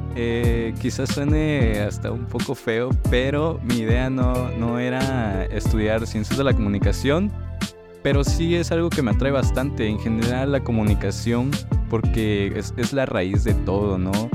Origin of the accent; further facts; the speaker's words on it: Tuxtla Gutiérrez, Chiapas, Mexico; yo soy aquí de Tuxtla Gutiérrez